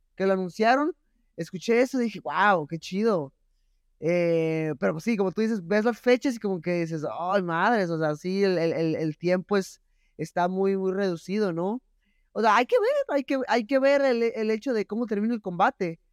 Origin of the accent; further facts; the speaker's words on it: Mexico; como mexicano